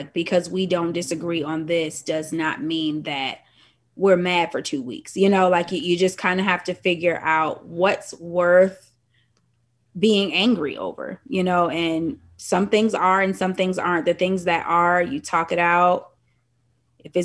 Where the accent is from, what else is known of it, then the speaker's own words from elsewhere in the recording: Hartford, Connecticut, United States; moved away as an adult; now in Atlanta, United States; I'm from Hartford, Connecticut. Moved down here to attend the illustrious Clark Atlanta University and still here.